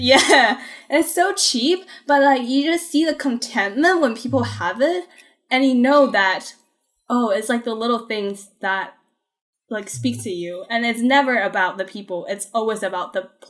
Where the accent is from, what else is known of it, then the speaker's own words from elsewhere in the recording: Beijing, China; moved away as an adult; now in United States; I grew up in Beijing, but I've been in the States for the past 5 years